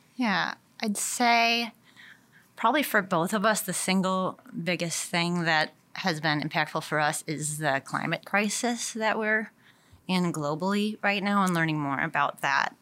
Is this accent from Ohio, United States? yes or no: no; Milwaukee, Wisconsin, United States; also born or lived in Madison, Wisconsin; I grew up in the Milwaukee area. So I've kind of been a Wisconsin girl, uh, my whole life